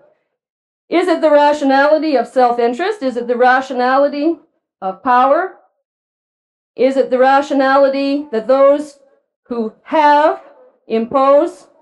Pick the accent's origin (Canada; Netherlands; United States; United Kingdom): Canada; proud as a Canadian